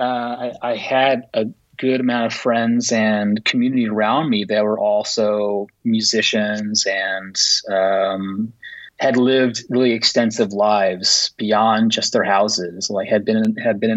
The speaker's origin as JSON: {"language": "English", "region": "Illinois", "country": "United States", "tie": "born or raised there", "also_born_or_lived": "Springfield, Illinois / Chicago, Illinois", "moved": "yes", "lives_now": "Montreal, Canada", "said": "I'm originally from the United States, from Illinois, both Springfield and Chicago region."}